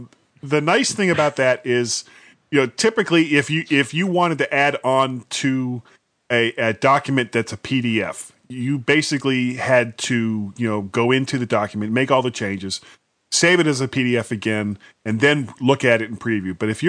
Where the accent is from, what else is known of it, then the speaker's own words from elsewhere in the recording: Florida, United States; because I'm from Florida and nobody else could hear what I just said.